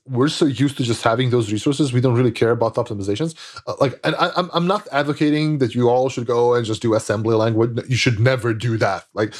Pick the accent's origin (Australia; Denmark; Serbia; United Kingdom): Serbia; English is a second language; Like I grew up in Serbia. Like when I was young in the 90s, I didn't have any of these computers.